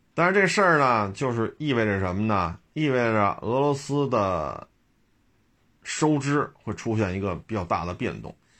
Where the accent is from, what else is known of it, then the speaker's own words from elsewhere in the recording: China; 我也是中国人